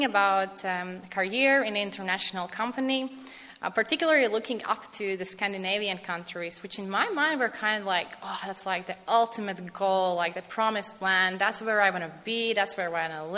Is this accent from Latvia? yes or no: yes; Latvia; moved away; I come from Latvia.